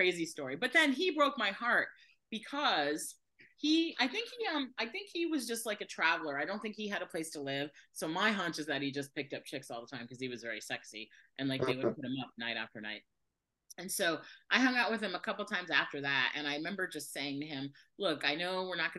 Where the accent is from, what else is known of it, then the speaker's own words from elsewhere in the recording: Fort Lauderdale, Florida, United States; I grew up in Fort Lauderdale